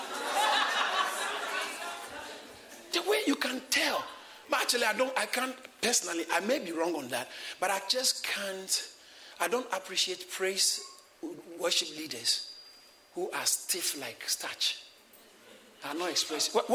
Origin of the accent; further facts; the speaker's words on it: Ghana; I grew up in Ghana and we didn't have too much that time